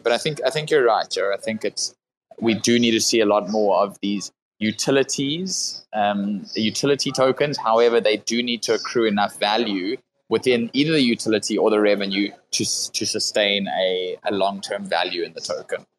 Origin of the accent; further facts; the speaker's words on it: South Africa; I come from South Africa